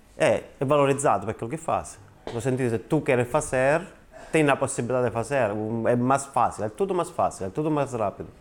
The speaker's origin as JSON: {"language": "Portuguese", "region": "Calabria", "country": "Italy", "also_born_or_lived": "Milan / Australia", "second_language": "Portuguese", "moved": "as an adult", "lives_now": "Portugal", "said": "eu sou da Calabria."}